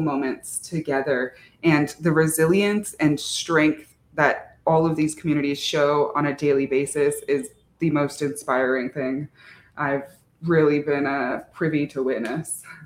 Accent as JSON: {"language": "English", "region": "Arizona", "country": "United States", "said": "I'm from Navajo Nation, Dineta, uh, in Arizona"}